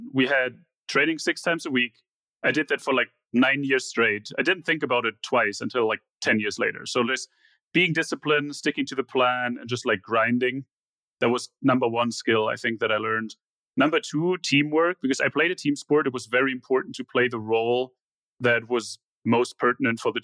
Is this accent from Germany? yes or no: yes; Germany; moved away; growing up in Germany